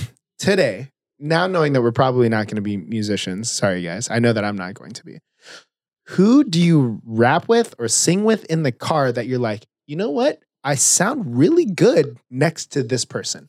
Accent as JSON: {"language": "English", "area": "South Orange County", "region": "California", "country": "United States", "tie": "born or raised there", "said": "I grew up in South Orange County"}